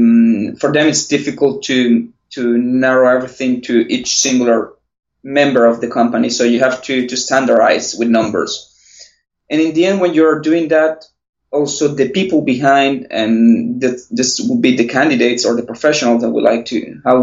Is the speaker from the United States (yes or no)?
no; Venezuela; moved away as an adult; also born or lived in Italy; now in Barcelona, Spain; I was born and raised in Venezuela